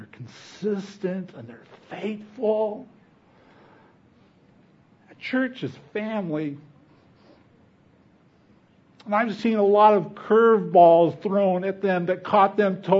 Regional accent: Fresno, California, United States; moved away; I grew up in Fresno

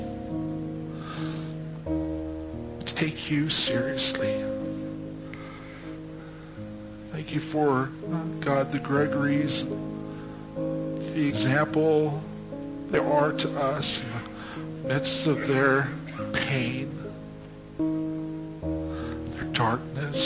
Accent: Fresno, California, United States; we were dysfunctionally close growing up in Fresno together

